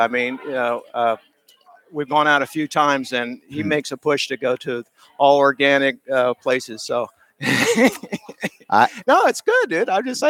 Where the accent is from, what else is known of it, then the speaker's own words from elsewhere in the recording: Springfield, Illinois, United States; moved away; I'm originally from Springfield, Illinois, the capital, not Chicago